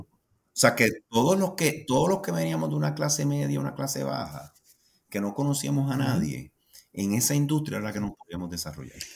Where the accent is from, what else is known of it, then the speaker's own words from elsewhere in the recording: Puerto Rico; yo como puertorriqueño